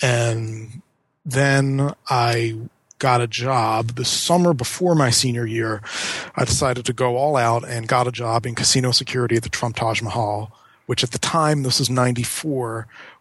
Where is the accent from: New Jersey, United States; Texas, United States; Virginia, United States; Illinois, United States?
New Jersey, United States; Atlantic City; moved away as an adult; growing up in Atlantic City, it's very tempting just to go to work in the casinos